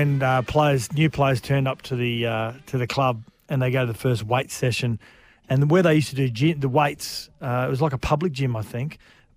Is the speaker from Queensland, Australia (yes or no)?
no; New South Wales, Australia; born there; I like to think I try and stay neutral because I was born in New South Wales.